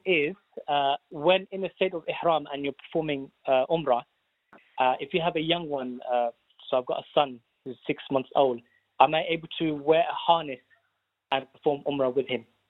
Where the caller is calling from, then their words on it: London, United Kingdom; I'm calling from, uh, West London